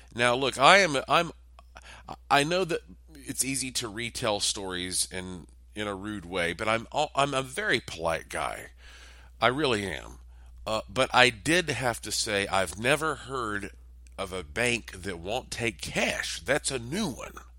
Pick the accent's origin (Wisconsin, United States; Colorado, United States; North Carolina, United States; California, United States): North Carolina, United States; Asheville; also born or lived in Las Vegas, Nevada; my hometown of Asheville, North Carolina